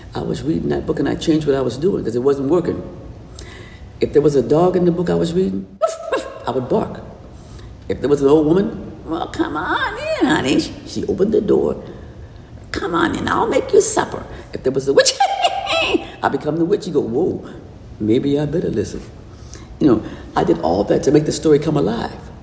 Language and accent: English; New Orleans, Louisiana, United States; I was born in New Orleans, and everybody down south had a front porch.